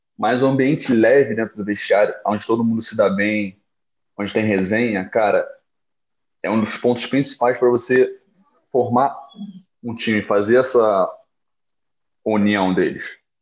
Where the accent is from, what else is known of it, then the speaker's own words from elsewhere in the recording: Rio de Janeiro, Brazil; moved away as an adult; also born or lived in Guarulhos; eu nunca saí do Rio